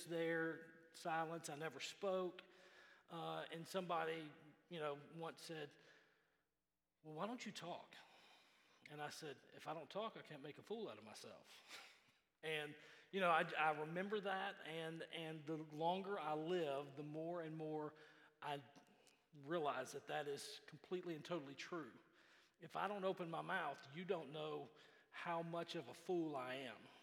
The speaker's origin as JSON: {"language": "English", "town": "Memphis", "region": "Tennessee", "country": "United States", "tie": "born or raised there", "said": "Growing up in Memphis, our church"}